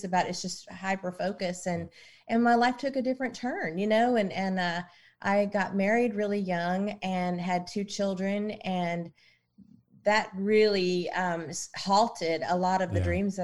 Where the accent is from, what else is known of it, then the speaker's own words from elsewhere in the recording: Oklahoma, United States; moved away; also born or lived in Nashville, Tennessee; I was born in Oklahoma